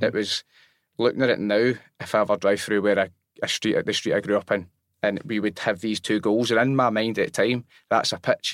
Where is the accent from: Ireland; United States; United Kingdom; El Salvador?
United Kingdom; Robroyston, Scotland; I grew up in Rob Royston